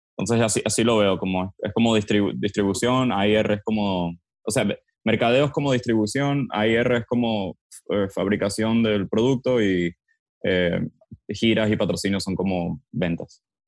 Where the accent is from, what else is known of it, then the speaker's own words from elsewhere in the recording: Miami, Florida, United States; also born or lived in Venezuela; yo crecí, yo soy venezolano, pero crecí en Miami. mi, familia se mudó en el 98 a, Miami. Yo entonces crecí acá